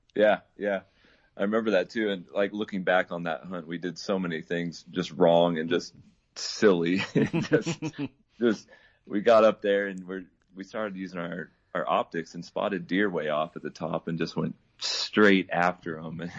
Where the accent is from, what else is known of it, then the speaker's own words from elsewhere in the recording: Idaho, United States; I was born and raised up here in Idaho, and currently living in Twin Falls.